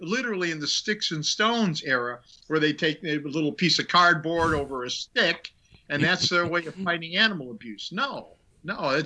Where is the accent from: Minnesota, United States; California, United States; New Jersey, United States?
Minnesota, United States; moved away; also born or lived in Illinois / Long Island, New York; I lived in Minnesota, born and raised in Minnesota.